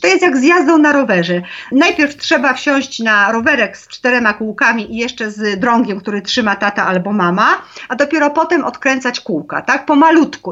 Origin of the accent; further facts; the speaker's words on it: Zakopane, Lesser Poland, Poland; u nas e, w Zakopanem